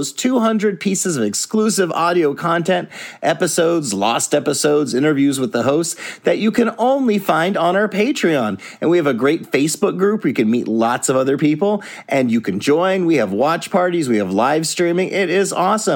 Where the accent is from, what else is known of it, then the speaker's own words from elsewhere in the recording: Alaska, United States; I grew up in Alaska